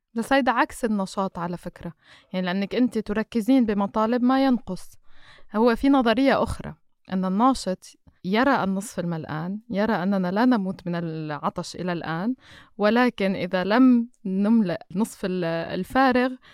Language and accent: Arabic; Lebanon; أنا مثلا كلبنانية